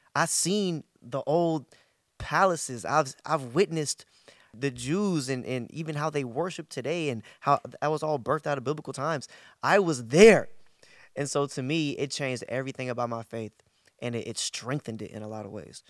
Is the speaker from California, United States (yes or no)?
yes; Bay Area, Northern California, United States; I'm from the Bay Area, Northern California.